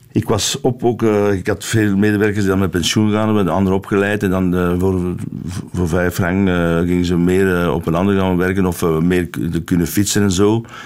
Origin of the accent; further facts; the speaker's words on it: Flanders, Belgium; ik ben Vlaming van, van oorsprong, maar ik ben uh, echt een, een echte Belg